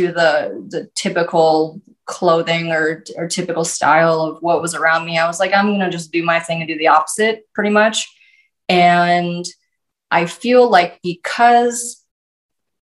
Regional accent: North Dakota, United States; I'm from North Dakota. We dress a certain way

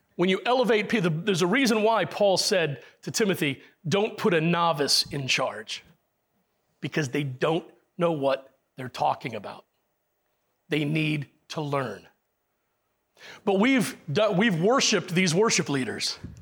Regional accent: Puerto Rico; I was born in Puerto Rico, but I'm still English.

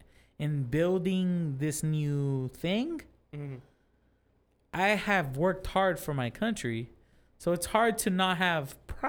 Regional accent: United States; I'm American. I should have pride in my country.

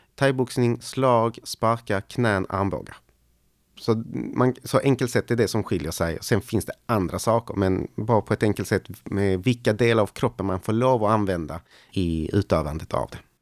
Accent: Malmö, Skåne, Sweden; Och jag växte upp då på Lindängen.

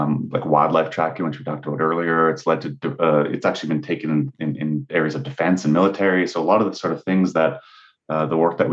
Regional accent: Canada; I'm Canadian, so it goes without saying that I grew up playing and watching hockey as my primary sport

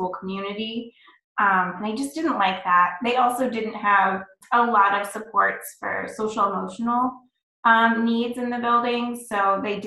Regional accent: Central Illinois, United States; also born or lived in South Carolina; I am from Central Illinois, kind of near Illinois State University.

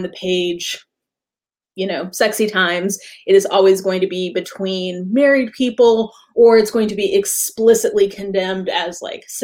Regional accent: the Bible Belt, the South, United States; I grew up in the Bible Belt

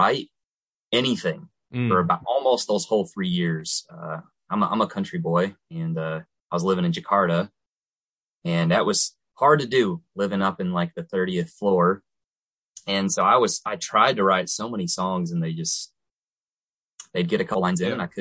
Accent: Missouri, United States; we're all from Missouri

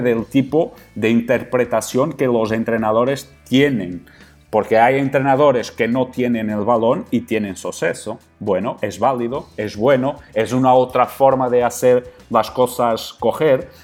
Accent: Portugal; Spanish is a second language; also born or lived in Qatar; soy un entrenador portugués

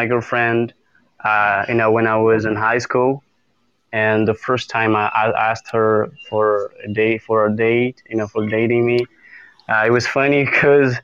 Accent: Brazil; I'm from Brazil

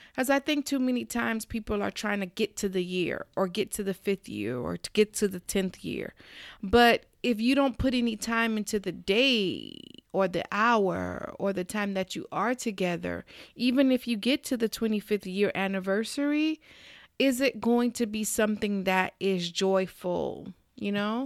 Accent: South Florida, United States; We're from South Florida.

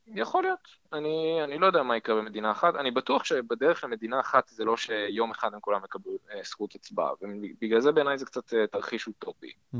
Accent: Haifa, Haifa District, Israel; moved away; וכחיפאי במקור אני גם מכיר את הפוליטיקה המקומית

